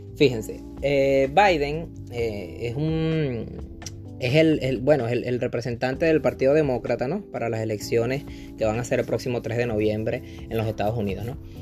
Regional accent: Venezuela; moved away; del país de donde yo vengo, que soy venezolano

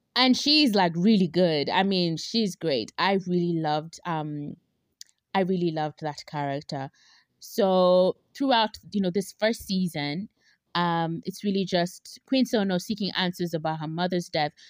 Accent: Kenya; we, as, as Kenyan

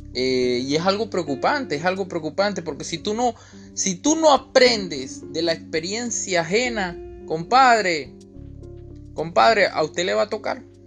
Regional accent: Venezuela; yo sí vivo aquí en Venezuela, que soy venezolano y aún estoy aquí

